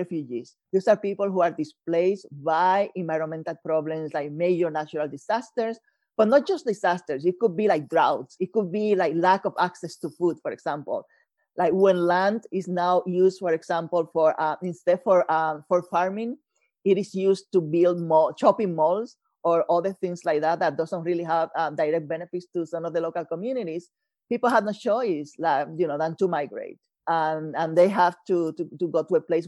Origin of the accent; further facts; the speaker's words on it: Puerto Rico; moved away as an adult; also born or lived in New Jersey / Mexico / Florida; growing up in Puerto Rico